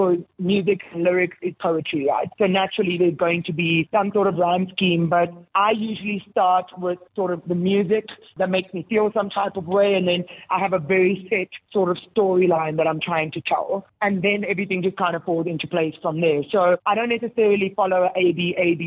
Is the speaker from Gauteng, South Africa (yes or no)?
no; Bloemfontein, Free State, South Africa; it is my hometown, so the support structure in terms of family and friends is really strong there